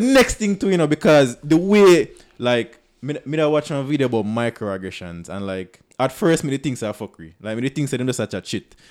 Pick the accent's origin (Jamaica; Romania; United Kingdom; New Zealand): Jamaica; I am comfortable in my identity. as a Jamaican.